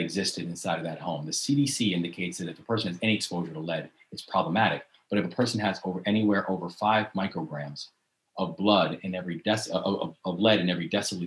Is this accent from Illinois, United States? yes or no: no; Baltimore, Maryland, United States; in the city of Baltimore, my hometown, where I live now, my hometown of Baltimore